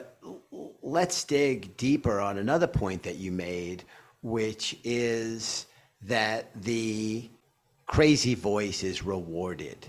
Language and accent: English; New York City, New York, United States; I grew up in Queens